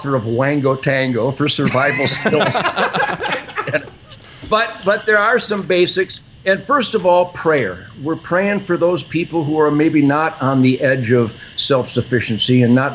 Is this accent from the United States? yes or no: yes; Detroit, Michigan, United States; I'm from Detroit